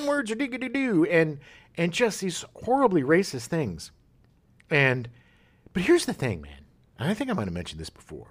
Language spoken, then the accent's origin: English; California, United States; also born or lived in La Jolla / Escondido; growing up in California